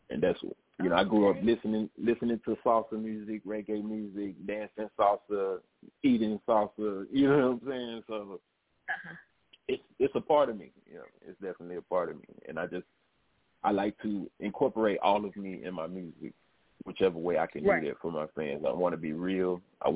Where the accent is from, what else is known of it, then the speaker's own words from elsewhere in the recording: Memphis, Tennessee, United States; accent: down south twang; you hear that down south twang to it because I'm from Memphis